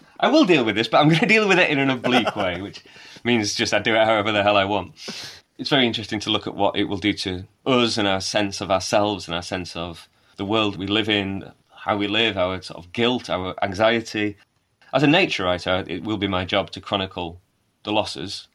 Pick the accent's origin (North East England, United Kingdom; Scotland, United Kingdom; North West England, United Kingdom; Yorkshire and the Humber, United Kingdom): Yorkshire and the Humber, United Kingdom; Wakefield; also born or lived in Bradford / Leeds; I was born in Wakefield, grew up in Wakefield, live in Bradford, have lived in Leeds.